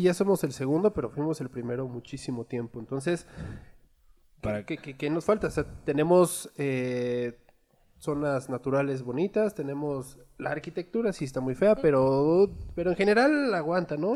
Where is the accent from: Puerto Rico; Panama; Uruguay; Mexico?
Mexico; Toluca, State of Mexico; ya soy tuleño